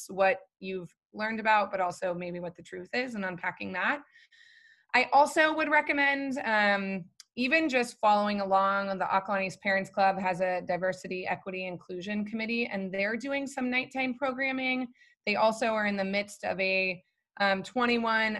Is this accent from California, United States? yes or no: yes; Arcadia, California, United States; I grew up colorblind in Arcadia